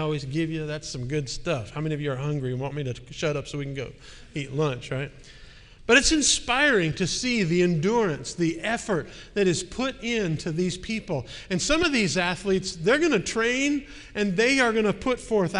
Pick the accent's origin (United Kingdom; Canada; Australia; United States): United States; Milwaukee, Wisconsin; moved away; my hometown of Milwaukee